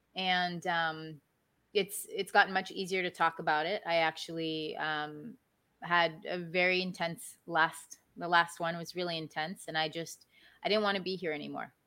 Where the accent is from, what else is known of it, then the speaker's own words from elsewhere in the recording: Maryland, United States; now in South Florida, United States; I grew up in Maryland, which is where I was born and raised